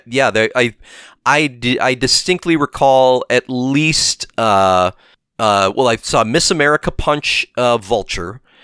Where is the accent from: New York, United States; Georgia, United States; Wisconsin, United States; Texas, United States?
Wisconsin, United States; Milwaukee; we're from there